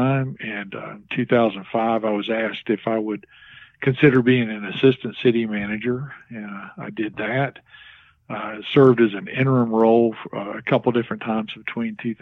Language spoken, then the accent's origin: English; Galax, Virginia, United States; also born or lived in Danville, Virginia / Marion, Virginia; I'm originally from Galax. I was actually born in Danville, and my parents moved to Galax when I was very young, probably 3 or 4 years old